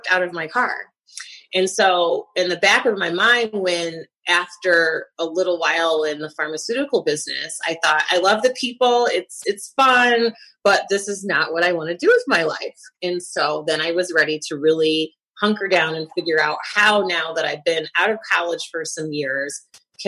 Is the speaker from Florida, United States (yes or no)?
no; Lansing, Michigan, United States; also born or lived in Detroit, Michigan; I was raised in Lansing, and I went to college at Michigan State